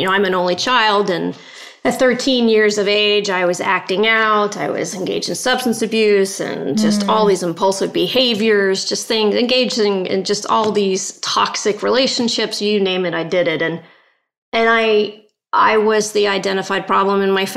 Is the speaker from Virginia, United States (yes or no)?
yes; Northern Virginia, United States; also born or lived in North Wales, United Kingdom; I immigrated to the States when I was about 7 years of age.